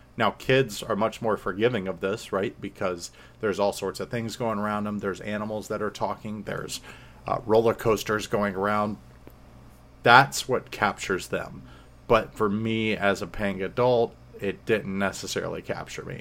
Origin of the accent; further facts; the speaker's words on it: Florida, United States; I'm from Florida